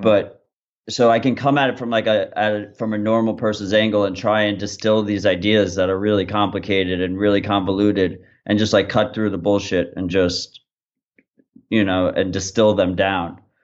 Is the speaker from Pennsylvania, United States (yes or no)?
no; New York, United States; I'm from New York